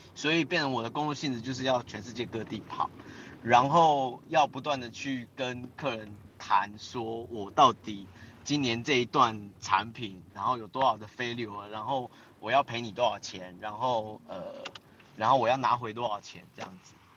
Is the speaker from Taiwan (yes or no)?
yes; Taiwan; 我，我，我是台湾